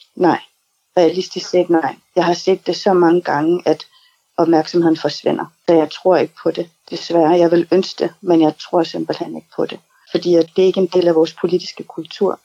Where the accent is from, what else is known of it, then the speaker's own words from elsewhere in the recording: Greenland; also born or lived in New York; Kommer jeg jo fra Grønland, og har boet i Grønland stort set hele mit liv.